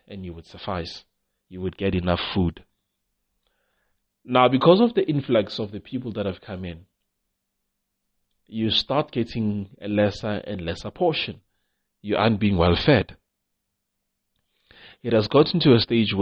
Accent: South Africa; You try as a South African to start a shop

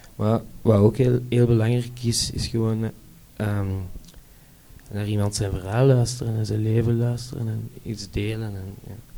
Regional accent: Brussels, Brussels-Capital Region, Belgium; ik kom uit Brussel

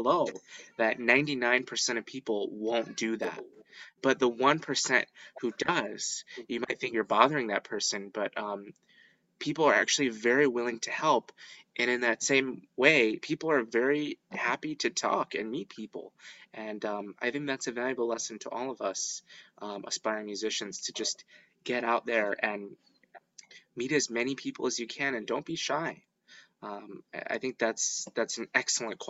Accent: Skokie, Illinois, United States; also born or lived in Michigan; I grew up here in Skokie, Illinois

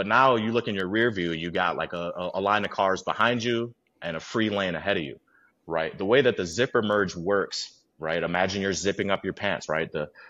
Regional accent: Midwest, United States; Obviously growing up in the Midwest, you're in more built environments where, nature is nice to you in the summer and springtime and maybe the fall, and then it's harsh for those other ones.

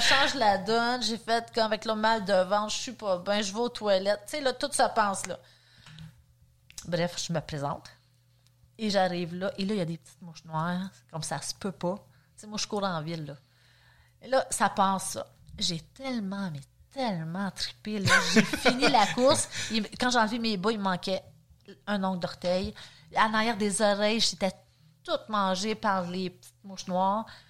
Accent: Saint-Jérôme, Quebec, Canada; moved away as an adult; now in Sainte-Adèle, Canada; je viens quand même de Saint-Jérôme. Euh, je suis née là-bas aussi. J'ai vraiment resté là

